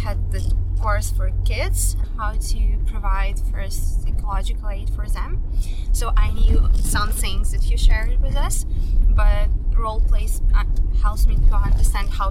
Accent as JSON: {"language": "English", "town": "Uzhhorod", "region": "Zakarpattia Oblast", "country": "Ukraine", "tie": "born or raised there", "also_born_or_lived": "Odesa, Ukraine", "second_language": "English", "said": "my hometown is Uzhgorod, but I lived in Odessa"}